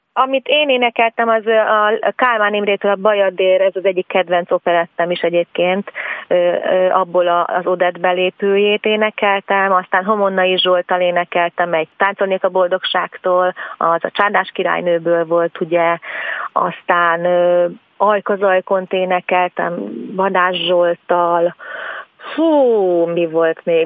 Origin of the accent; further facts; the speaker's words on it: Szentendre, Pest, Hungary; ugye én Szentendrei vagyok